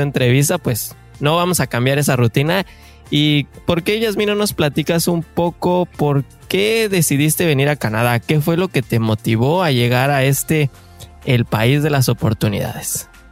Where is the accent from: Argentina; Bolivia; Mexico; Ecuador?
Mexico; Mexico City; tú y yo somos de la Ciudad de México